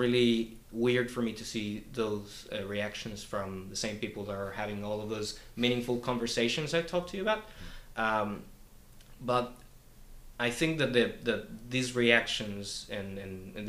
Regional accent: Colombia; now in New Zealand; I come from Colombia, and in Colombia I was forced to leave my home and relocate because of the violence that was going on there

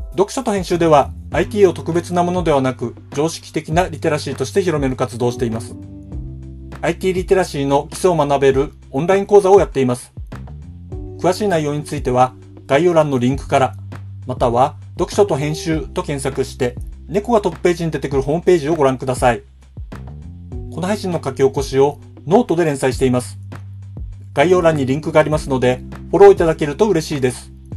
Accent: Hokkaido, Japan; 北海道で生まれ育っています

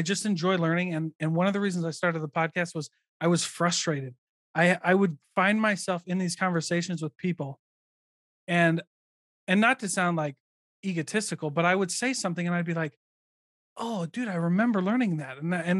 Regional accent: Midwest, United States; I mean, I guess it's an everywhere game, but I grew up in the Midwest.

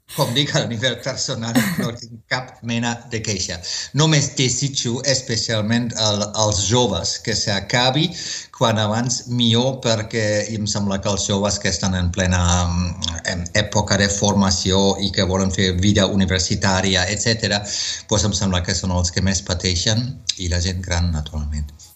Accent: Wuppertal, North Rhine-Westphalia, Germany; Catalan is a second language; moved away as an adult; also born or lived in Marburg / southern Germany / United States / Barcelona; now in Spain; a partir dels 3 anys ja vaig viure a la meva ciutat natal dels meus pares, a Wuppertal, que és a prop de Colònia

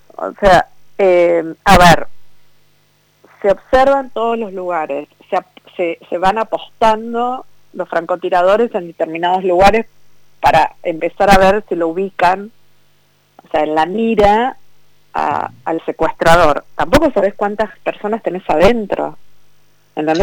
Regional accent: Vicente López, Buenos Aires Province, Argentina; Yo toda mi vida viví en Vicente López, toda mi vida. Nací en Vicente López

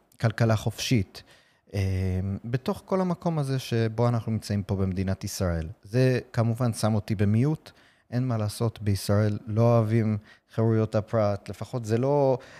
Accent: New York City, New York, United States; Hebrew is a second language; now in Israel; אני גדלתי בארצות הברית, אתם בטח שומעים במבטא שלי

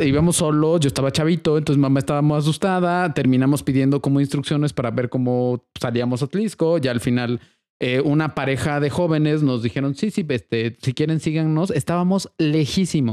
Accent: Atlixco, Puebla, Mexico; yo crecí en Atlisco

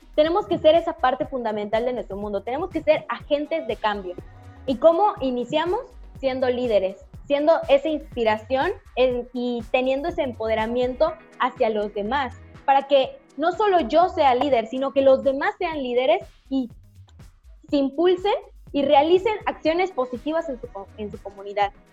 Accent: Yucatán, Mexico; soy de Yucatán

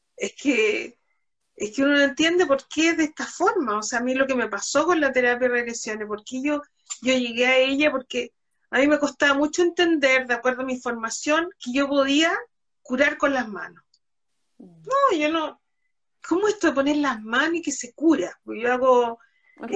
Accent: Concepción, Biobío, Chile; yo soy de Concepción

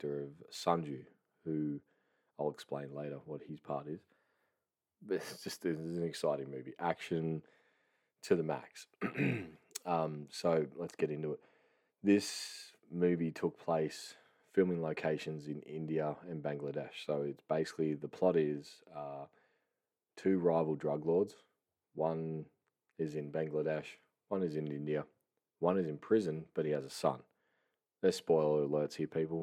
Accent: Australia; I'm Australian

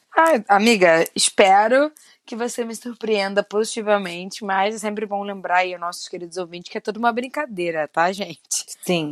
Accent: Rio de Janeiro, Brazil; eu e Fê somos do Rio de Janeiro

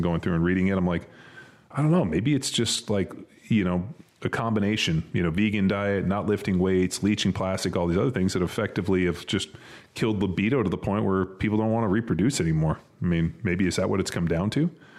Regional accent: California, United States; now in Texas, United States; we're from California. We live in Texas.

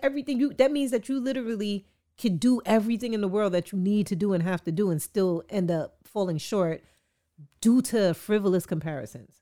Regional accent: New York City, New York, United States; I'm an artist from Queens

